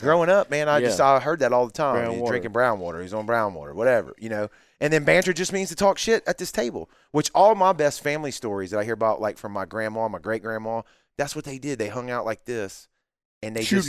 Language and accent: English; Mississippi, United States; I'm still from Mississippi